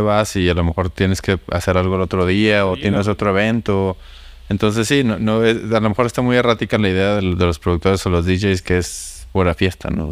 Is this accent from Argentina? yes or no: no; Monterrey, Nuevo León, Mexico; yo soy de Monterrey